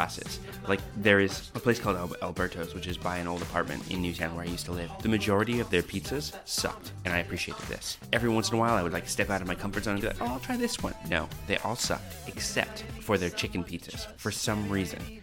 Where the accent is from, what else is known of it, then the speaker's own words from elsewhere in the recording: New Brunswick, Canada; now in Sydney, Australia; I grew up in New Brunswick, on the east coast of Canada